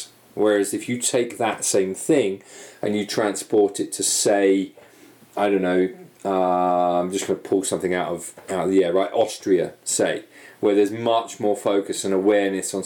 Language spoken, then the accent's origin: English; United Kingdom; moved away; obviously I'm British